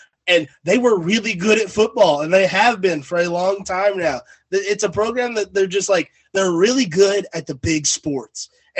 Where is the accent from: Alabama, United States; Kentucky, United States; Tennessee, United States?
Kentucky, United States; my home state school, the University of Kentucky.